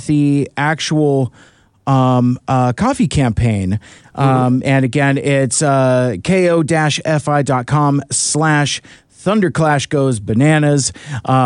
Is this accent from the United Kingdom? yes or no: no; United States; being American